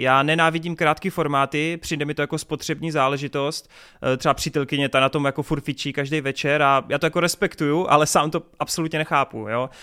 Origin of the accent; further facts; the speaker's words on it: Brno, South Moravian Region, Czechia; jsem z Brna